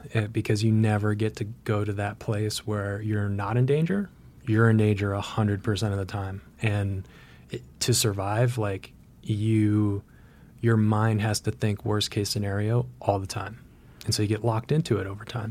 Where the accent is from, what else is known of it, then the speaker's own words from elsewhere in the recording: Vermont, United States; growing up in Vermont